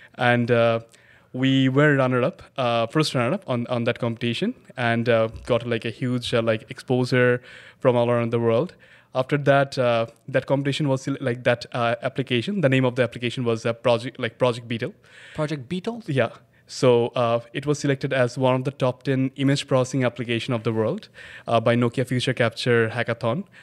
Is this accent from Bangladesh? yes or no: yes; Dhaka, Dhaka Division, Bangladesh; I was born and raised in Bangladesh, Dhaka, Bangladesh